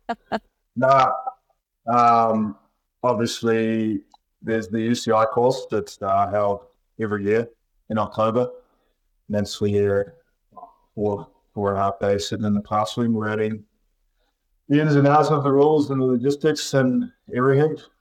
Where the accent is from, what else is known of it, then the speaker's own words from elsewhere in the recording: Timaru, Canterbury, New Zealand; moved away; I'm in Timaru, New Zealand, in my hometown